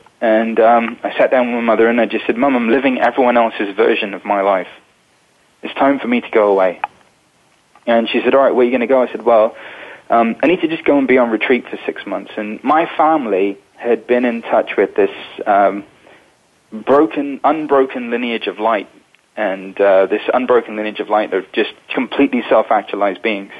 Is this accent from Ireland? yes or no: no; London, United Kingdom; I was born in England, in London, into a spiritual family in 1978